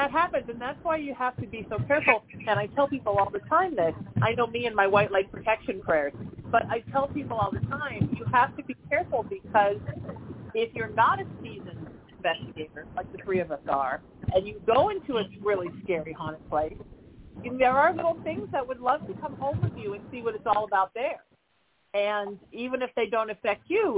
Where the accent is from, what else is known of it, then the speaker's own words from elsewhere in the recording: Huntington Beach, California, United States; I grew up in Huntington.